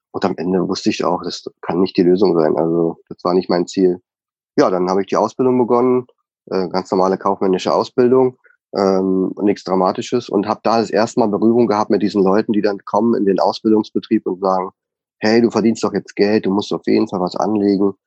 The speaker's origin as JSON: {"language": "German", "region": "Bavaria", "country": "Germany", "moved": "as an adult", "said": "Wir kommen nur aus Bayern und lieben an unseren Leberkäse, unsere Weißwurst."}